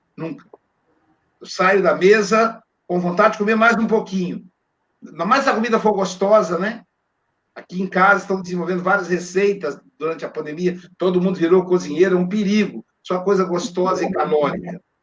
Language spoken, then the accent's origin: Portuguese; Minas Gerais, Brazil; Eu sou mineiro